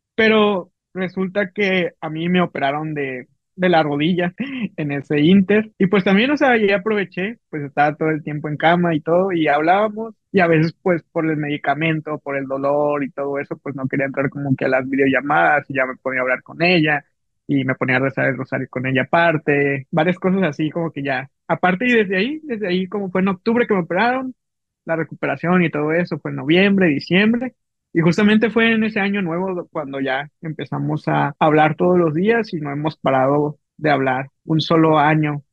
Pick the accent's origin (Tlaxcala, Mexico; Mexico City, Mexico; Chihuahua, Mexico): Mexico City, Mexico; moved away as an adult; also born or lived in Veracruz; now in Ciudad Obregón, Mexico; Soy chilango, yo soy chilango